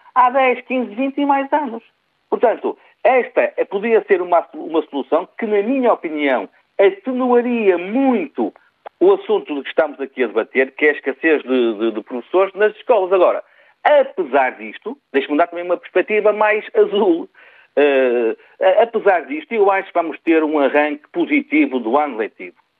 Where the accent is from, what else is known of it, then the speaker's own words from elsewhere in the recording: Portugal; enquanto português